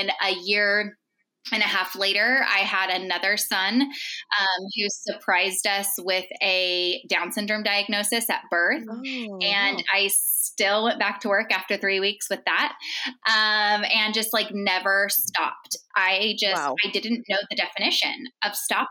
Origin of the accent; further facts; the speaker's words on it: Central California, United States; moved away as an adult; I grew up in Central California, and both sides of my family are from there.